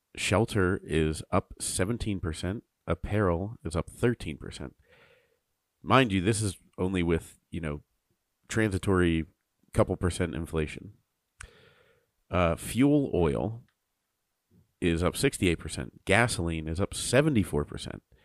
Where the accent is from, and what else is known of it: United States